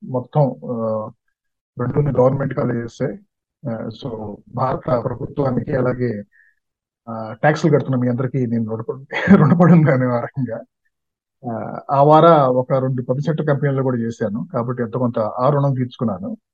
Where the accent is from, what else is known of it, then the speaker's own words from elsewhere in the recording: Coastal Andhra, Andhra Pradesh, India; moved away as an adult; also born or lived in Warangal / Hyderabad / Bengaluru; కోస్తా ఆంధ్రలో పుట్టి పుట్టి పెరిగాను